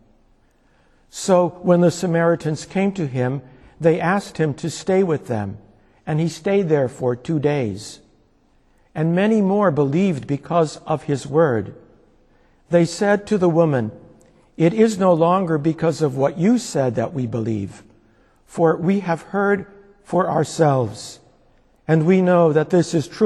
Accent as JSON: {"language": "English", "town": "Scranton", "region": "Pennsylvania", "country": "United States", "tie": "born or raised there", "said": "my hometown of Scranton"}